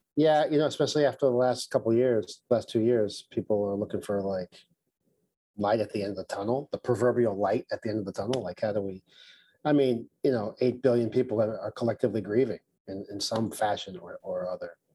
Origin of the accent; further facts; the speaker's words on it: New York City, New York, United States; I grew up in Brooklyn